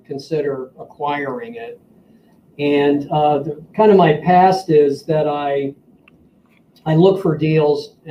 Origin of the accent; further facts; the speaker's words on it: Washington, District of Columbia, United States; moved away as an adult; now in St. Louis, United States; I'm from Washington, D.C. That's where I grew up.